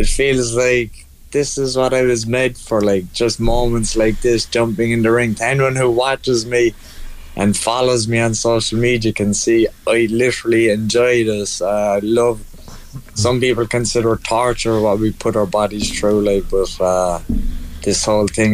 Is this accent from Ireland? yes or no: yes; Ireland; we're the Irish